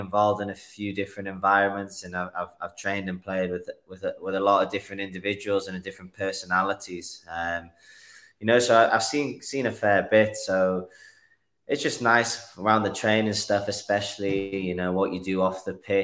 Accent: Newcastle upon Tyne, North East England, United Kingdom; moved away as an adult; now in Utah, United States; Born and bred in Newcastle, also known as the Toon

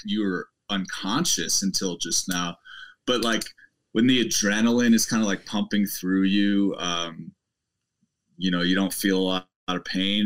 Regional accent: Midwest, United States; moved away as an adult; also born or lived in Boulder, Colorado; I'm from the Midwest

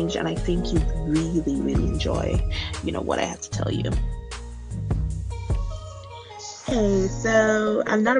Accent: Nigeria; moved away as an adult; now in United States; I am Nigerian born

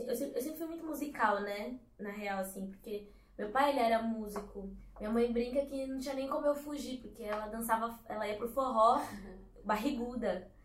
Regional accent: São Paulo, Brazil; also born or lived in Bahia; Bom, eu fui criada na zona sul de São Paulo. Atualmente eu moro na região do Butantã, zona oeste. É... Mas como vocês falaram, nasci na Bahia, vim pra cá criança, né?

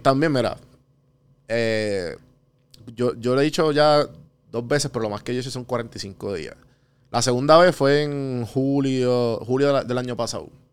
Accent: Puerto Rico

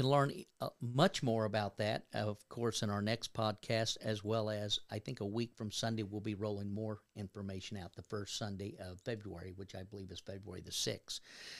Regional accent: Kentucky, United States; I was raised in Northern Kentucky, so right across the river from Cincinnati, and I'm a Reds fan and a Bengals fan

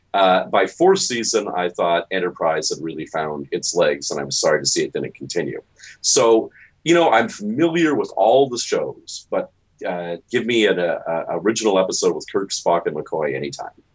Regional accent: Toronto, Ontario, Canada; I grew up in Toronto. My mother's an American. I'm a dual citizen

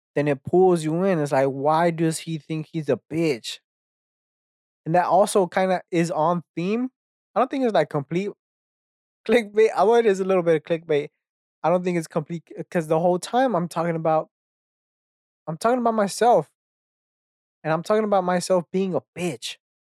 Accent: Texas, United States; I grew up in Texas

